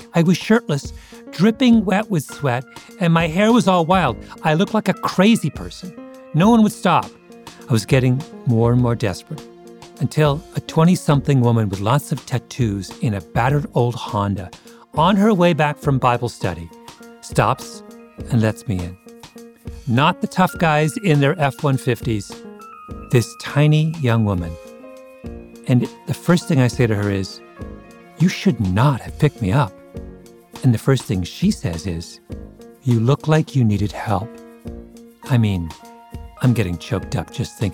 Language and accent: English; Canada; I'm a Canadian